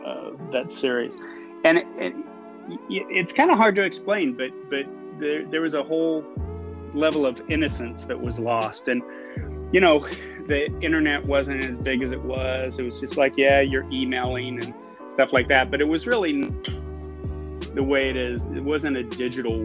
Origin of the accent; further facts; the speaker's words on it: Western Kansas, United States; moved away as an adult; also born or lived in Philadelphia; now in Brooklyn, United States; I grew up in Western Kansas